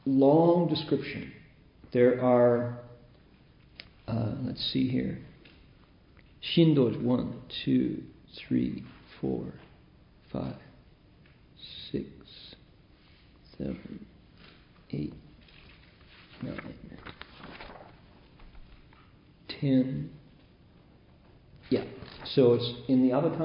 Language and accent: English; Midwest, United States; growing up in the Midwest in the 50s when I was that age